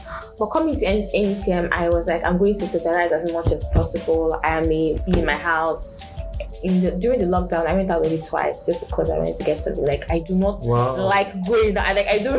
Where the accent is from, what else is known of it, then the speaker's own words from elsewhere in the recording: Lagos, Nigeria; So I grew up in Lagos. I've been in Lagos all my life. I do not speak one word of Yoruba.